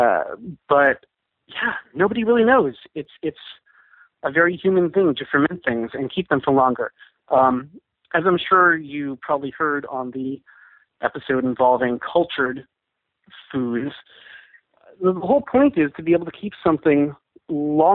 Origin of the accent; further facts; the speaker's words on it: Seattle and San Francisco, West Coast, United States; moved away as an adult; also born or lived in Scotland; now in New York, United States; I grew up on the West Coast in Seattle and San Francisco